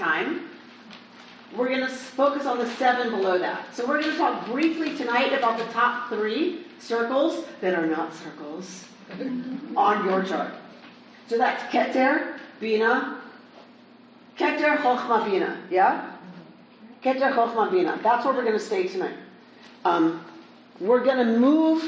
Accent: the South, United States; I'm from the South

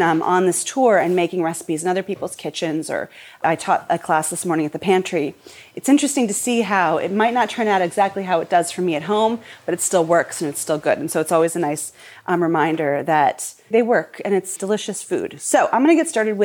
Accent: Portland, Oregon, United States; I grew up in Portland, and my dad had season tickets to the Portland State Vikings games.

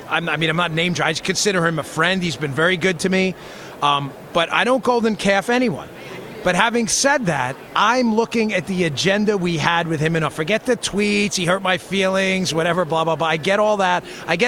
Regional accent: New York, United States; I'm from New York. It doesn't bother me.

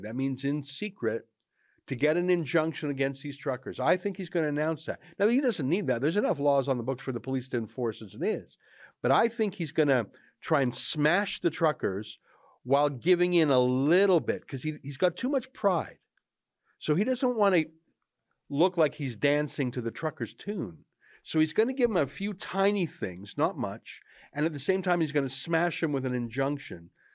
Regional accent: Southern Alberta, Canada; I'm from Southern Alberta, not that far south

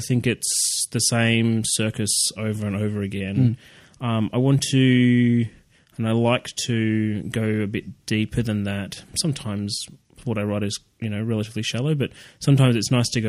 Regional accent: Canberra, Australian Capital Territory, Australia; I'm from Canberra, and uh, I actually grew up uh, across the road from a uh, a school called what I would call Copland College

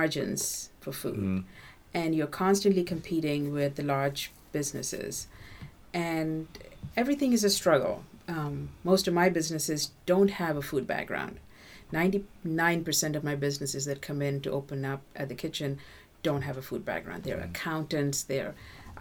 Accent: Windham, New Hampshire, United States; my hometown of Windham

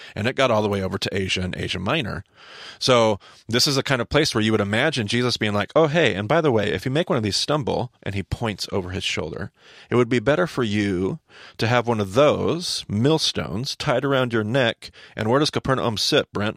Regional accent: Southern Idaho, United States; I'm from Southern Idaho

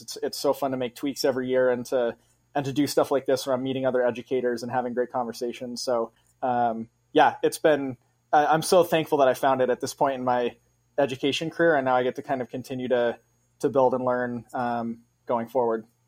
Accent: Massachusetts, United States; moved away as an adult; now in Grand Rapids, United States; taught in Massachusetts for five years right out of college, which is my home state

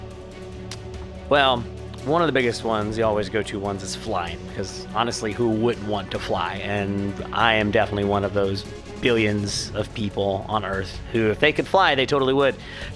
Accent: Ohio, United States; Growing up in Ohio, lots of cow fields.

